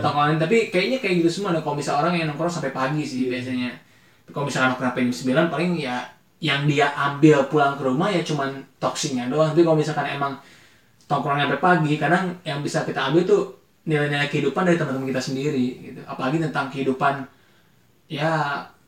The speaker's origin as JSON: {"language": "Indonesian", "town": "Bogor", "region": "West Java", "country": "Indonesia", "tie": "born or raised there", "said": "kita dari lahir emang di Bogor"}